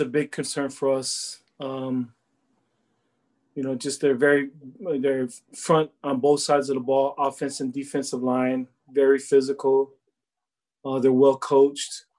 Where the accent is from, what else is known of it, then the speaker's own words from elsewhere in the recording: Laie, Hawaii, United States; moved away; he and I grew up together in Laie.